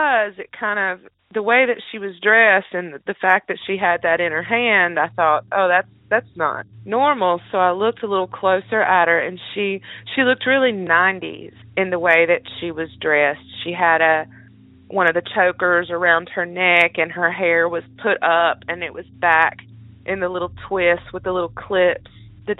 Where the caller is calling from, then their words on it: North Carolina, United States; I'm calling from North Carolina